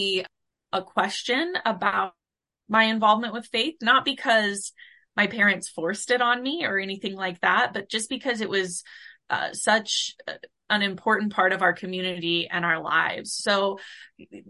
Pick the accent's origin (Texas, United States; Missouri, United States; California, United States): Missouri, United States; Blue Springs; I grew up in Blue Springs, Missouri